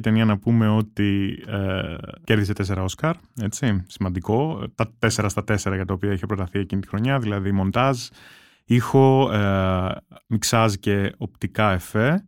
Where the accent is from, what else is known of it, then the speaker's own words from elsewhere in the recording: Rhodes, South Aegean, Greece; εγώ μεγάλωσα στη Ρόδο